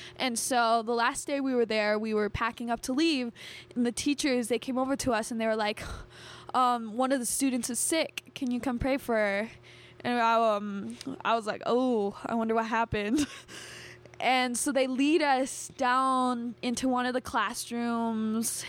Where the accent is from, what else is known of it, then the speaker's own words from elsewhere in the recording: United States; as American